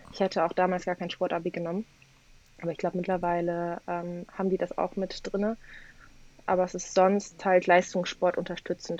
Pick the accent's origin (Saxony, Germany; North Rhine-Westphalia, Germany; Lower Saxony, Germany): North Rhine-Westphalia, Germany; Cologne; also ich komme aus Köln, bin in Köln geboren, hier aufgewachsen. Ähm, allerdings kommt meine komplette Familie aus Polen